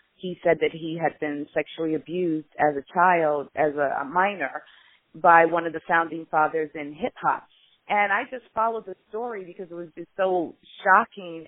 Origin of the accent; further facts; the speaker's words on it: Chicago, Illinois, United States; So in Illinois, I'm from Chicago